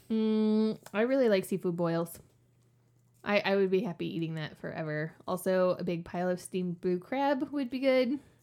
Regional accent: New Orleans, Louisiana, United States; moved away; I actually am from New Orleans. Like, New Orleans, New Orleans.

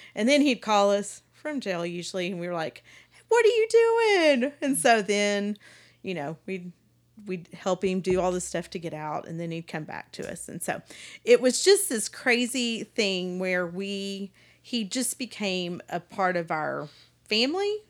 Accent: Palestine, Texas, United States; I grew up in Palestine, East Texas

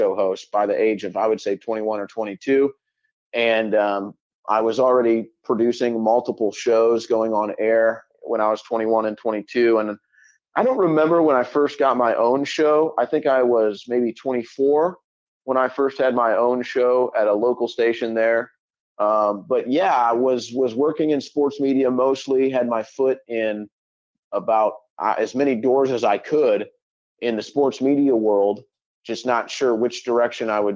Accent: St. Louis, Missouri, United States; I grew up in St. Louis, Missouri

